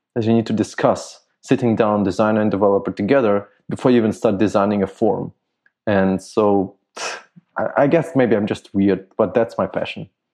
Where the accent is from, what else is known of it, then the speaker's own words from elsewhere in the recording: Germany; I grew up in Germany